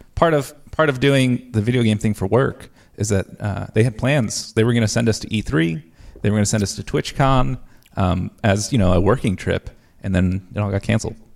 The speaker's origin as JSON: {"language": "English", "region": "New Jersey", "country": "United States", "also_born_or_lived": "Ohio", "moved": "as an adult", "lives_now": "Texas, United States", "said": "I'm originally from New Jersey."}